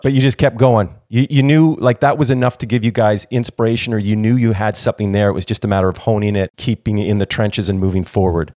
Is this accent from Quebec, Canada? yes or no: no; Toronto, Ontario, Canada; I grew up in Toronto, Canada